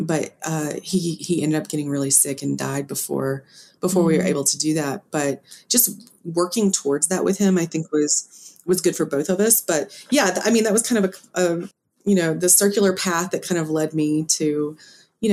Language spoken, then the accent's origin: English; Poarch Creek community, Alabama, United States; I grew up in and around the Porch Creek community.